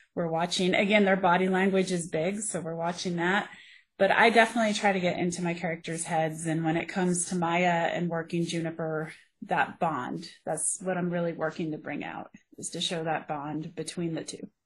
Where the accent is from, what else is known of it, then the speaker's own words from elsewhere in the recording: Colorado, United States; I grew up here in Colorado. I'm a Colorado native